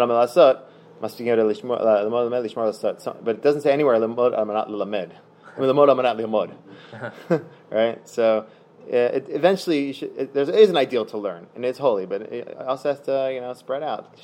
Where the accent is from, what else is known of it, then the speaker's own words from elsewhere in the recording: Philadelphia, Pennsylvania, United States; I'm from Philadelphia